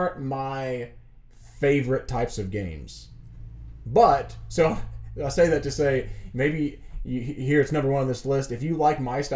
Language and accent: English; Tennessee, United States; We're from Tennessee